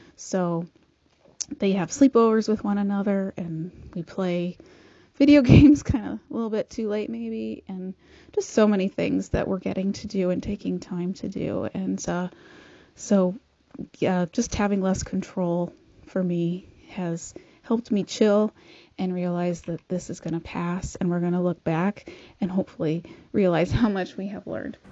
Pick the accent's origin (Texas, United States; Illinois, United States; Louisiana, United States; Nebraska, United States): Nebraska, United States; Kearney; from Kearney, Nebraska